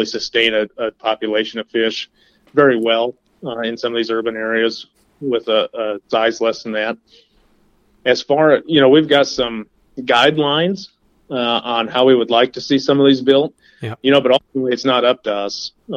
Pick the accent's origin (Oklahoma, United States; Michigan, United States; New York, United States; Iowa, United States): Iowa, United States; Gowrie; also born or lived in South Dakota / Mississippi; I'm originally from Gowrie, Iowa, which is it's just south of Fort Dodge.